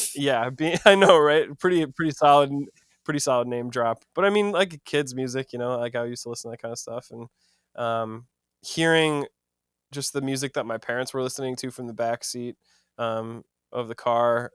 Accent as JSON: {"language": "English", "town": "Madison", "region": "Wisconsin", "country": "United States", "tie": "born or raised there", "moved": "as an adult", "lives_now": "Los Angeles, United States", "said": "I'm from Madison, Wisconsin originally."}